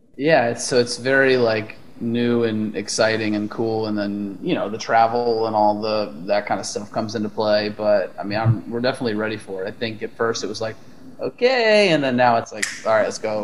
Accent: Texas, United States; moved away as an adult; also born or lived in Austin, Texas; now in Los Angeles, United States; we're all from Austin, originally from different places in Texas

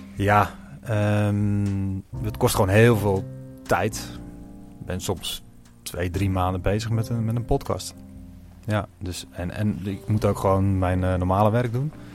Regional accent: Leiden, South Holland, Netherlands; we komen uit Leiden

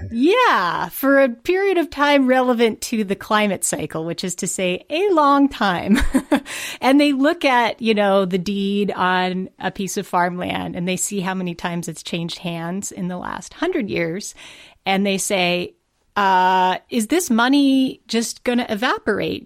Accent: Montana, United States; I'm from Montana.

